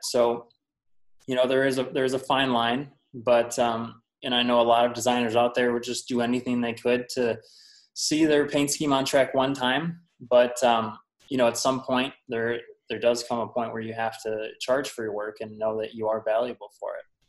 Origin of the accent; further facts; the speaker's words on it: Wisconsin, United States; I'm from Wisconsin